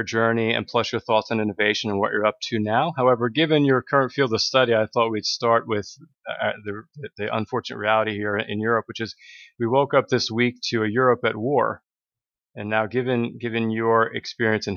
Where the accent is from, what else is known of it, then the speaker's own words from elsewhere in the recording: Northeast, United States; I was born in the Northeast in the U.S.